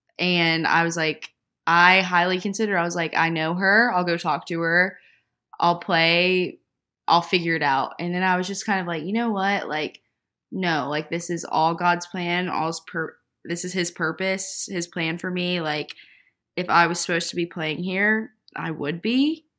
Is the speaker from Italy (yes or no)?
no; the South, United States; I agree. We're both from the South.